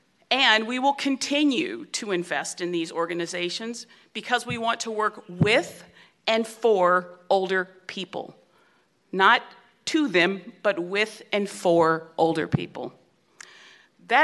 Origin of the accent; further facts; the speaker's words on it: San Francisco, California, United States; my hometown of San Francisco